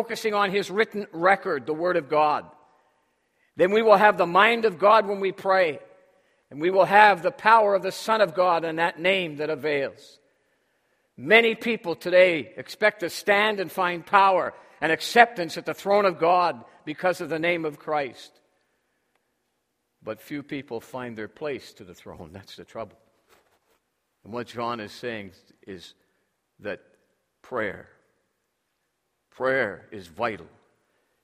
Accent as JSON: {"language": "English", "town": "Toronto", "region": "Ontario", "country": "Canada", "tie": "born or raised there", "moved": "yes", "said": "Up in my hometown of Toronto"}